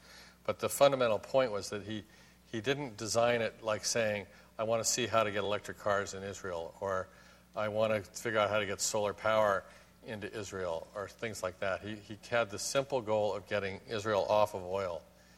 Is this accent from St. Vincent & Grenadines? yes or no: no; Hong Kong; also born or lived in Tokyo, Japan; When I was a baby, I was born in Tokyo, and I grew up in Hong Kong.